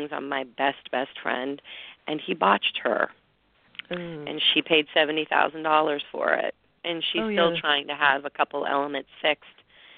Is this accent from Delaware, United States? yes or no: no; Pittsburgh, Pennsylvania, United States; moved away; my hometown of Pittsburgh